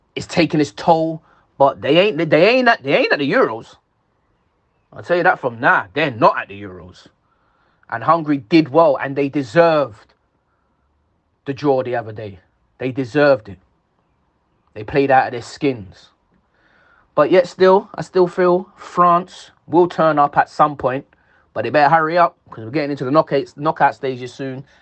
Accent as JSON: {"language": "English", "region": "England", "country": "United Kingdom", "said": "I'm English"}